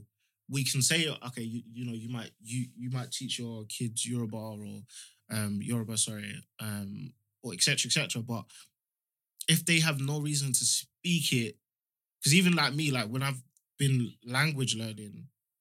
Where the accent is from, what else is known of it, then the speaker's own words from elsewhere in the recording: London, United Kingdom; I'm from Leyton, and for instance, we've got like what we call like the Mali Strip, which is in between these the two most known estates in my area